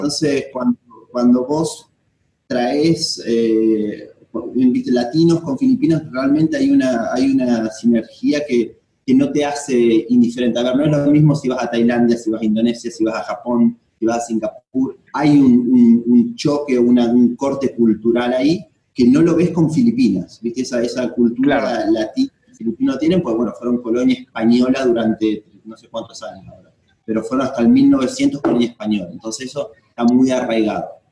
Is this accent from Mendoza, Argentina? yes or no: no; Esperanza, Santa Fe, Argentina; moved away as an adult; now in Philippines; Yo soy, no soy de Buenos Aires, yo soy de una, de, de Esperanza, Santa Fe, que es una ciudad chiquitita.